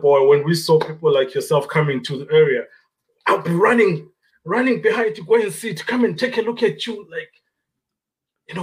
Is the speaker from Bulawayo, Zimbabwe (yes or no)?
yes; Bulawayo, Zimbabwe; English is a second language; moved away as an adult; also born or lived in Gwanda, Zimbabwe; now in Canada; I was born in Gwanda and I lived the first beginning years of my life in Gwanda until the age of 9, 10. Uh-huh. And that's when I moved to Bulawayo